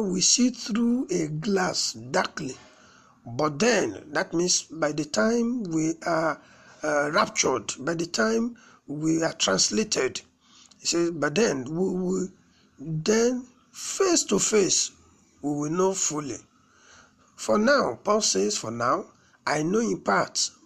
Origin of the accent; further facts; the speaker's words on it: Nigeria; All the tribes in Nigeria, we are still studying, we are yet to fully understand one another